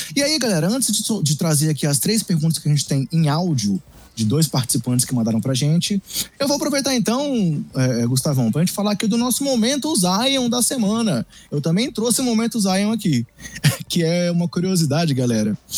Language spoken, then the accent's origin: Portuguese; Brasília, Federal District, Brazil; como sou de Brasília, sou torcedor aqui do, do time de Brasília